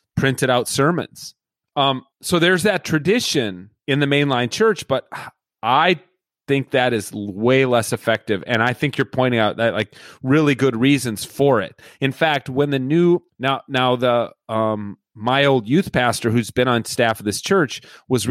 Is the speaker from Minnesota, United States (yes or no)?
yes; Edina, Minnesota, United States; when I was growing up in Edina, Minnesota